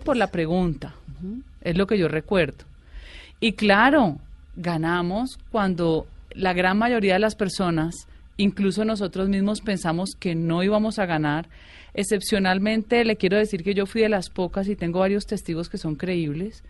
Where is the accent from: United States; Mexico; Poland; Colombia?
Colombia; Cali, Valle del Cauca; moved away as an adult; also born or lived in Bogotá, Colombia; yo soy caleña, mi familia bugueña, ¿sí? Mis cuatro abuelos de Buga